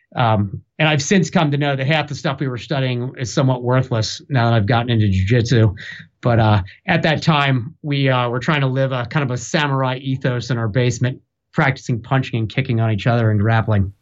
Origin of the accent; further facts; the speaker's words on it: Newark, Delaware, United States; now in Durham, United States; I was born in Newark, Delaware, in the Northeast